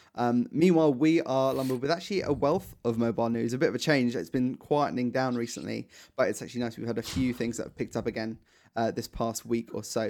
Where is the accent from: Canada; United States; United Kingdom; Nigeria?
United Kingdom; as British people